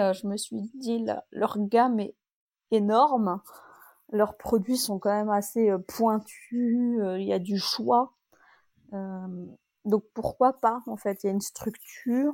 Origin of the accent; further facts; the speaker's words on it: France; je suis française